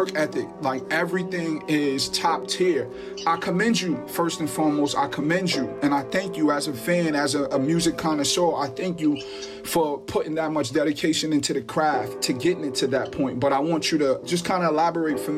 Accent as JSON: {"language": "English", "town": "Mount Vernon", "region": "New York", "country": "United States", "moved": "yes", "lives_now": "Yonkers, United States", "said": "I'm from Mount Vernon, but I reside in Yonkers now for the last couple years"}